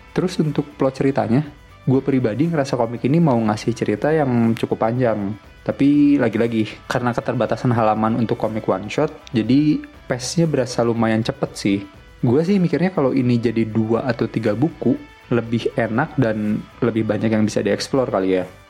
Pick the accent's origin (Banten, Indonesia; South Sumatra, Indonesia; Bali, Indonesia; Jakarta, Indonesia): Jakarta, Indonesia; Betawi; gue yang sekarang hidup sebagai anak Betawi